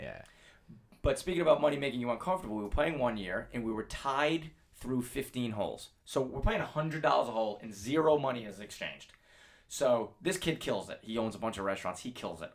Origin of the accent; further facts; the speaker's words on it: Northeast, United States; growing up on the Northeast where there's snow